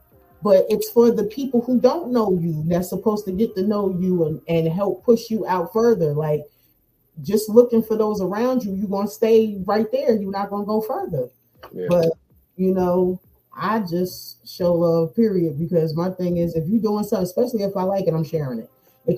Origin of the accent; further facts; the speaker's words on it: New Jersey, United States; It's like nobody wanted to hire me because I came from New Jersey.